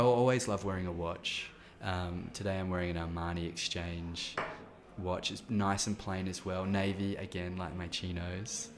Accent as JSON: {"language": "English", "area": "countryside near Adelaide", "region": "South Australia", "country": "Australia", "tie": "born or raised there", "also_born_or_lived": "Melbourne", "moved": "as an adult", "said": "before Adelaide, I lived on the farm in the countryside"}